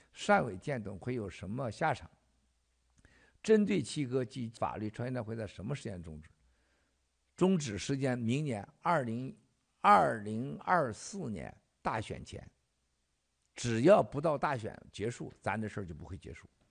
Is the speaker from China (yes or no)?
yes; Xichaoying, Northeast China, China; moved away; 我老家西朝营